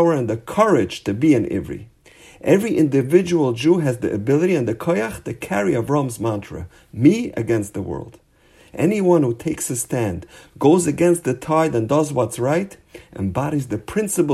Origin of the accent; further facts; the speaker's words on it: Los Angeles, California, United States; I'm from a place called Los Angeles